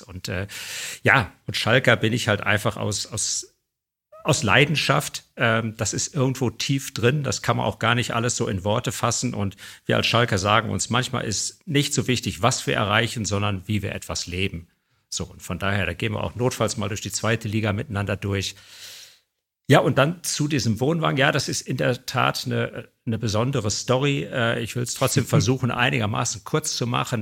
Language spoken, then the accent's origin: German; Bergisches Land, North Rhine-Westphalia, Germany; ich bin aufgewachsen im Bergischen Land